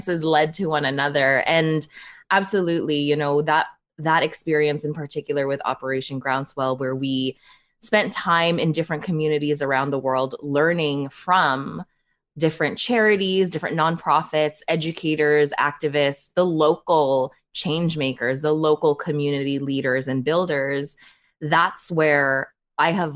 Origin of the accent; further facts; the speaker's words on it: Toronto, Ontario, Canada; also born or lived in Manila, Philippines; I was born in the Philippines, in Manila, Philippines, and I moved to Canada when I was just 4 years old